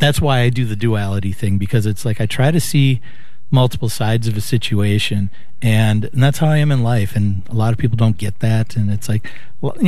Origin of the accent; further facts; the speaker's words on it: Brooklyn Park, Minnesota, United States; I grew up in Brooklyn Park